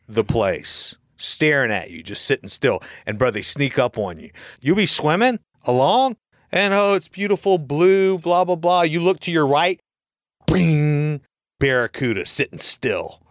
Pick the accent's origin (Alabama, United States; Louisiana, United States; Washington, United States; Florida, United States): Florida, United States; I'm from Florida and I'm you know, I just know this kind of stuff just from growing up in Florida